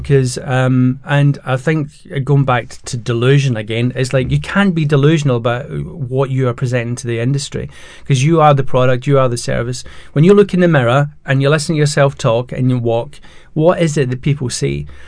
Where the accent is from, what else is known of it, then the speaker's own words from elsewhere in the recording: Scotland, United Kingdom; now in England; I'm Scottish and the you know living in England